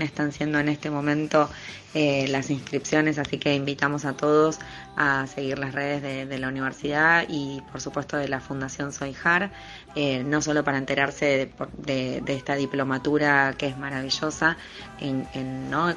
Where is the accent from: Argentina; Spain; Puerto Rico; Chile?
Argentina